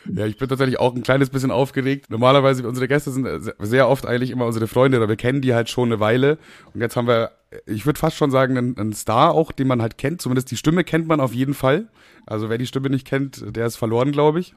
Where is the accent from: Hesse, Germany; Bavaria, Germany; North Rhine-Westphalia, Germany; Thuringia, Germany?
Bavaria, Germany; now in Braunschweig, Germany; Ich komme ja aus Bayern